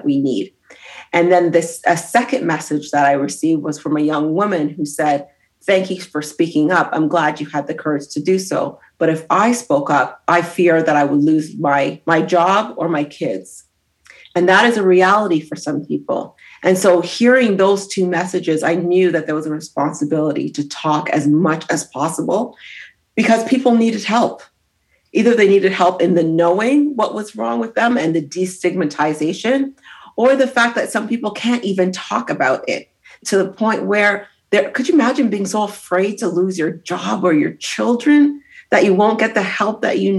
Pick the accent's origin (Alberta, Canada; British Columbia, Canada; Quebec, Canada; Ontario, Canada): Ontario, Canada; Brampton; also born or lived in Grenada; I grew up in Toronto, so in Brampton